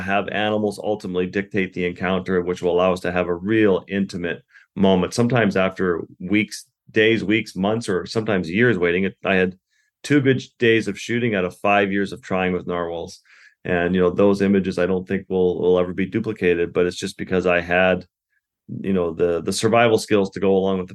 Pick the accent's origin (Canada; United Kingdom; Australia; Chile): Canada; Canadian Arctic; having grown up in the Arctic with the Inuit